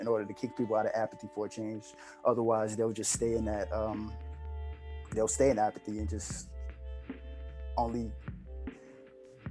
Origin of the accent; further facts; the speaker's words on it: United States; we as Americans